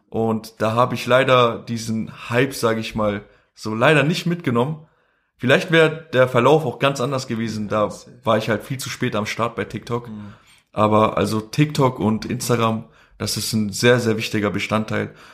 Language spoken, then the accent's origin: German; Kosovo; first language Albanian; wir nennen uns halt Ashkali. Äh, das ist so eine Minderheit, die, wir kommen ursprünglich halt ähm, aus dem Ägypten, ne? Und sind halt dann angesiedelt in Kosovo, deswegen sprechen wir auch Albanisch, ne?